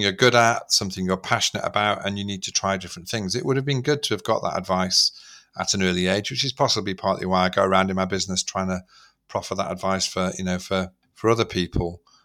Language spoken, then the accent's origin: English; Manchester, North West England, United Kingdom; I was brought up in Manchester at that time